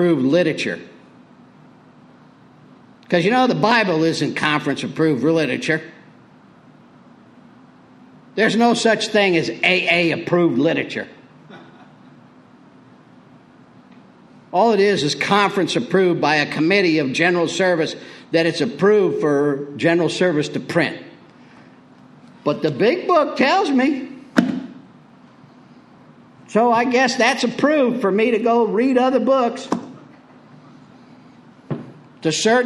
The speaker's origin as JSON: {"language": "English", "region": "Tornado Alley", "country": "United States", "tie": "born or raised there", "said": "I grew up in Tornado Alley"}